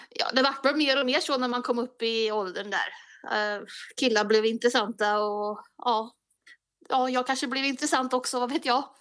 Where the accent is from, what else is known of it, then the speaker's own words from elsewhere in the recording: Bäckhammar, Värmland, Sweden; allra första början så är det Bäckhammar. Det ligger två mil utanför Kristinehamn i Värmland.